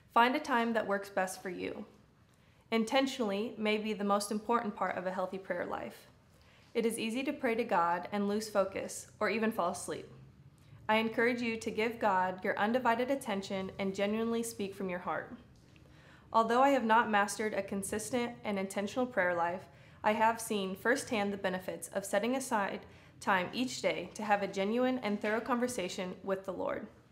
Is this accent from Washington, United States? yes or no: no; Des Moines, Iowa, United States; moved away as an adult; I am originally from Des Moines, Iowa